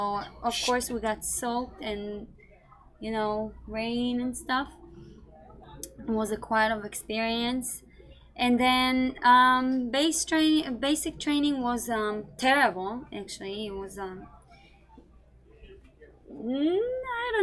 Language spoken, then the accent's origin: English; Israel; moved away as an adult; I was born and raised in Israel